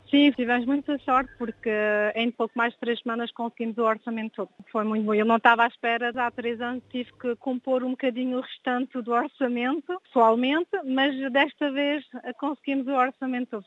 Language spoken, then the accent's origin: Portuguese; France; nasci em França e sempre vivi em França